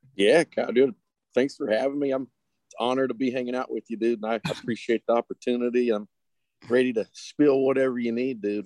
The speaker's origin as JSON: {"language": "English", "town": "Boone", "region": "North Carolina", "country": "United States", "tie": "born or raised there", "said": "my hometown, Boone, North Carolina"}